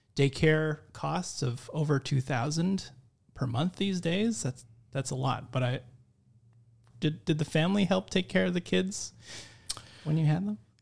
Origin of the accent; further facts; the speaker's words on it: Philippines; I'm Filipino